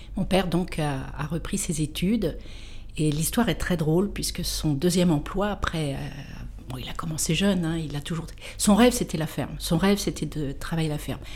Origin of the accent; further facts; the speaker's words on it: Versailles, Île-de-France, France; je suis née à Versailles, j'ai fait toutes mes études à Versailles